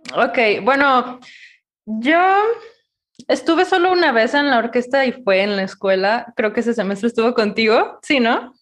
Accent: Ciudad Guzmán, Jalisco, Mexico; yo soy de Ciudad Guzmán

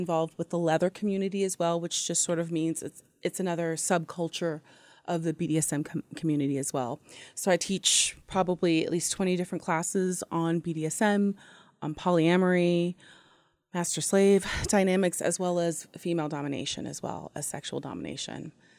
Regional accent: Long Beach, California, United States; I'm 25. I'm from Long Beach, California, and I like Long Beach on the long walks on the beach and pina coladas.

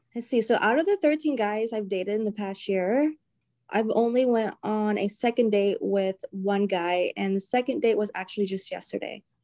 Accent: the South, United States; moved away as an adult; now in New England, United States; I'm from the South

